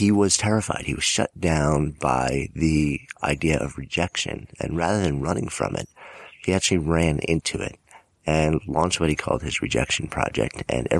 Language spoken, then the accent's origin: English; New York City, New York, United States; I'm from New York City